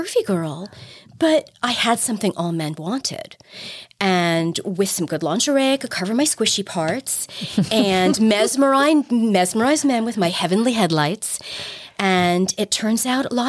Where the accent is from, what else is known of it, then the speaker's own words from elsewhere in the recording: New York, United States; I'm a New Yorker